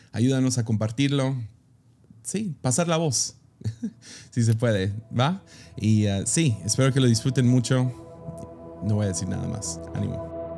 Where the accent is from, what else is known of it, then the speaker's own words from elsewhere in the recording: Mexico; soy gringo que creció en México